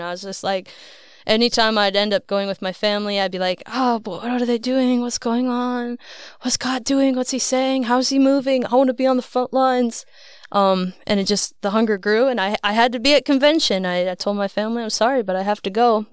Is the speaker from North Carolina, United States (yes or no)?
no; Iowa, United States; moved away; I was born and raised in Iowa